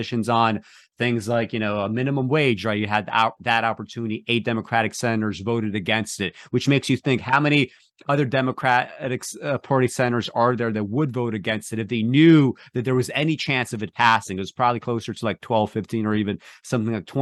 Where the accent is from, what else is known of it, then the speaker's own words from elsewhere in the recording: New York City, New York, United States; I grew up in Brooklyn